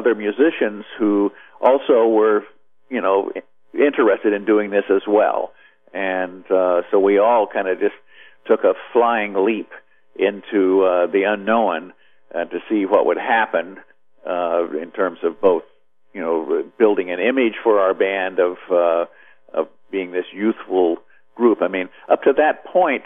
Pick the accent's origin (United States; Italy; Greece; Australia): United States; Midwest; moved away; also born or lived in Nashville; I grew up in the Midwest